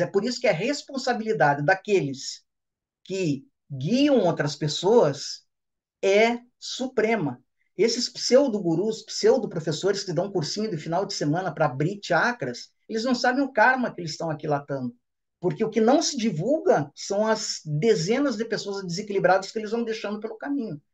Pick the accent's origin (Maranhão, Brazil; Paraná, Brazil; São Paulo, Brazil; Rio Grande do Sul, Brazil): Paraná, Brazil; Ponta Grossa; minha cidade natal de Ponta Grossa, no Paraná